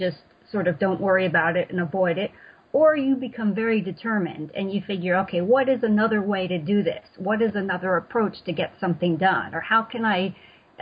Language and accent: English; United States; moved away as an adult; now in Italy; as an American